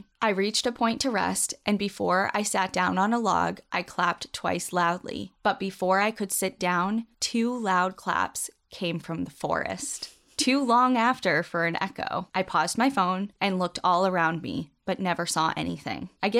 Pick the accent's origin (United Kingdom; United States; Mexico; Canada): United States; Washington; similar to the old growth I grew up with in Washington.